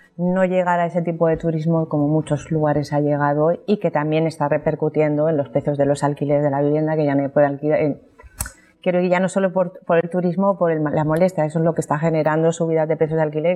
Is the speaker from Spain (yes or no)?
yes; Alicante, Valencian Community, Spain; todos los alicatinos nos concienciemos un poco de querer un poco más nuestro entorno